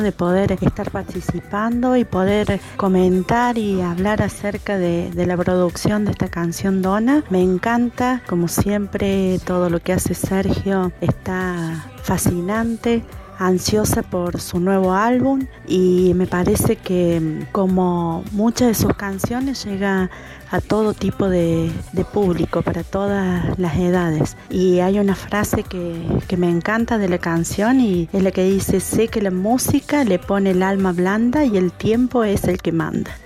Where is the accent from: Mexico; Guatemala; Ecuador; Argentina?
Argentina; Río Tercero, Córdoba; soy de Río Tercero, Córdoba, Argentina